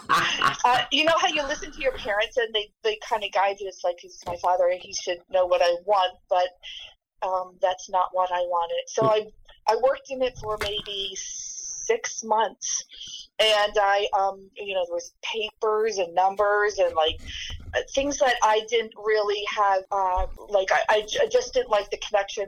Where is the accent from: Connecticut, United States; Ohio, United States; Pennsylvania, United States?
Pennsylvania, United States; Allentown; I was raised in the Lehigh Valley.